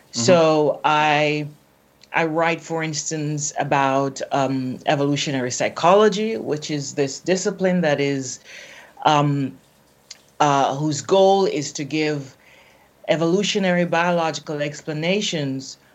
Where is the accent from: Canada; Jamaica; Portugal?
Jamaica; I'm from Jamaica, then you have a sense of what I look like.